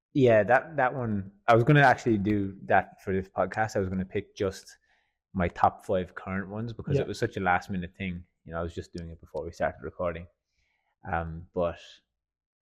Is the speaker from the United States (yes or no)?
no; Fermoy, Munster, Ireland; moved away as an adult; now in Australia; I'm from a place called Fermoy in Cork in the south of Ireland. And yeah, my hometown